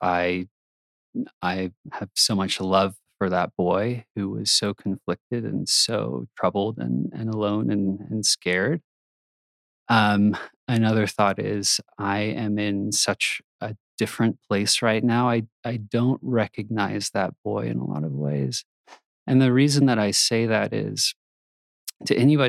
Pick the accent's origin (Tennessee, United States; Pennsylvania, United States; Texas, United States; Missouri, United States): Texas, United States; moved away as an adult; now in Utah, United States; I grew up in Texas, pretty normal kid